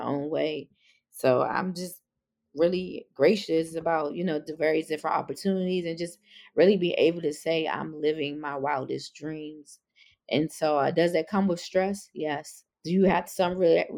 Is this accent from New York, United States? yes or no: no; Washington, District of Columbia, United States; I was born and raised in Northwest DC